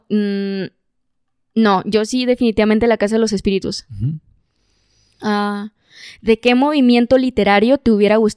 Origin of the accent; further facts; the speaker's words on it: Mexico; del lugar donde yo nací, crecí y vivo.